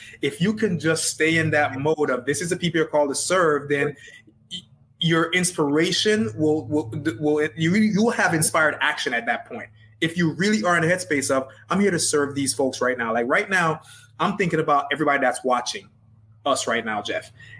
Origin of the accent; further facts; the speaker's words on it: Jamaica; accent: Jamaican; the longer I talk, the more my Jamaican accent comes out.